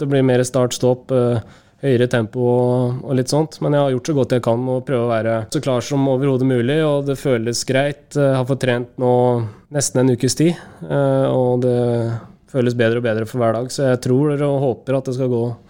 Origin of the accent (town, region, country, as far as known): Norway; moved away as an adult